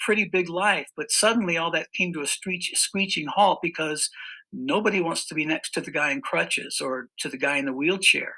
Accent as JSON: {"language": "English", "town": "Cañon City", "region": "Colorado", "country": "United States", "tie": "born or raised there", "moved": "as an adult", "said": "come back to my home state, Colorado, and come back to my hometown, which is Canyon City, Colorado, a very small town in the southern part of the state."}